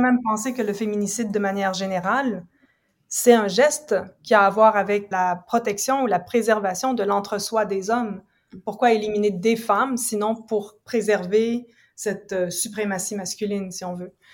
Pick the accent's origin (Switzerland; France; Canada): Canada; Ontario; moved away as an adult; also born or lived in United States / England / Quebec; now in Montreal, Canada; je viens pas d'ici, je suis grandie en Ontario, donc je suis franco-ontarienne.